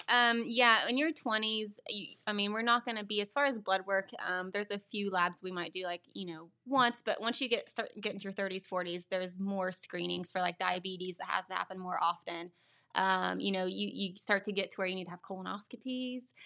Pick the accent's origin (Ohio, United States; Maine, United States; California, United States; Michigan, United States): Ohio, United States; Beaver; I grew up in Beaver. I still live there